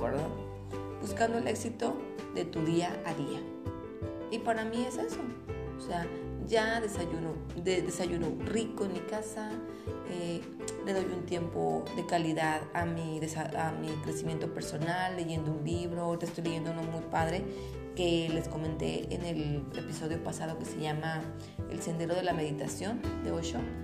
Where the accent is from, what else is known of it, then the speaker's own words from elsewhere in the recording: Torreón, Coahuila, Mexico; los que somos de aquí de Torreón